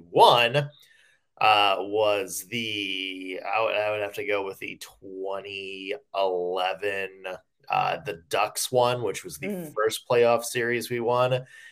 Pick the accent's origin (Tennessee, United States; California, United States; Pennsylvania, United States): Tennessee, United States; Franklin; my hometown's Franklin